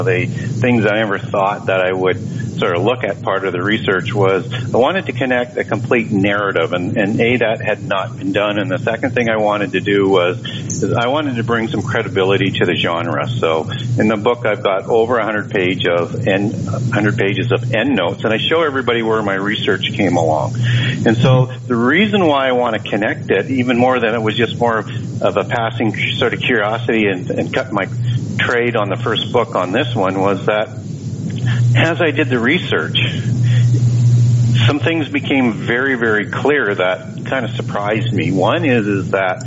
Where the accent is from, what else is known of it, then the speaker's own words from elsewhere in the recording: Canada; also born or lived in Vancouver, Canada; I'm from Canada. I live in Vancouver, Canada